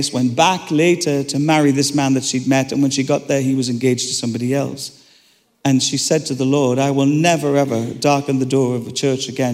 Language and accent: English; Ireland; I'm Irish